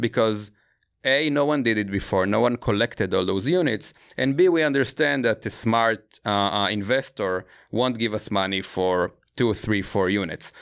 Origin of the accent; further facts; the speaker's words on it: Israel; I grew up in Israel